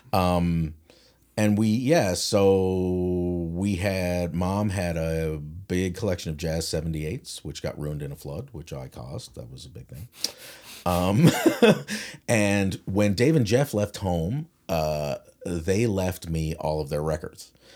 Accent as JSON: {"language": "English", "town": "St. John's", "region": "Newfoundland and Labrador", "country": "Canada", "said": "I am from St. John's, Newfoundland"}